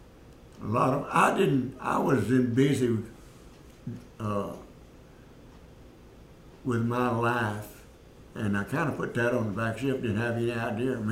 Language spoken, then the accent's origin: English; Shreveport, Louisiana, United States; now in Bedford, United States; I grew up in Shreveport. Went to school there.